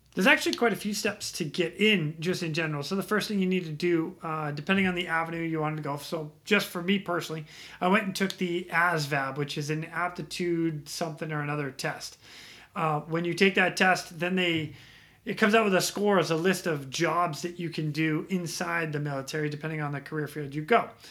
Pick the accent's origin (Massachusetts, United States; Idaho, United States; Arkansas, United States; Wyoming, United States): Massachusetts, United States; just outside of Boston; moved away as an adult; now in Ras Tanura, Saudi Arabia; born and raised Massachusetts. Um, I grew up there 18 years